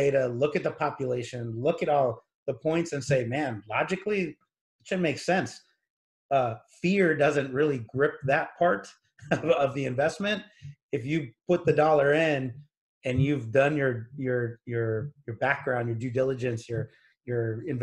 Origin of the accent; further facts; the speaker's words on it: Corpus Christi, Texas, United States; now in San Antonio, United States; I grew up in Corpus Christi, Texas